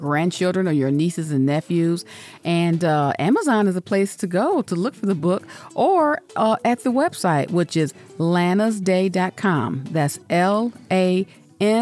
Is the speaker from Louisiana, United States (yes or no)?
no; Arkansas, United States; moved away; I'm from the South originally, from Arkansas